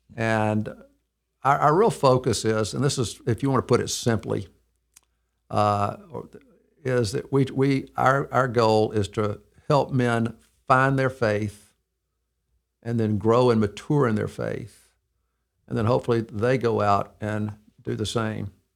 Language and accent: English; Mountain Brook, Alabama, United States; also born or lived in Birmingham, Alabama; I was born, uh, December fifteenth, nineteen fifty-three. I'm sixty-eight years old in, uh, in Birmingham, Alabama. Um, I grew up in Mountain Brook